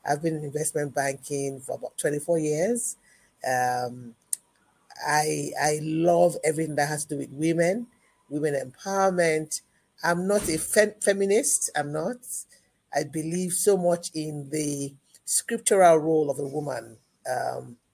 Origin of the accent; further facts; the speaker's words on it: Ibadan, Oyo, Nigeria; I grew up with an intellectual background, both in the home and the society that I grew up in the University of Ibadan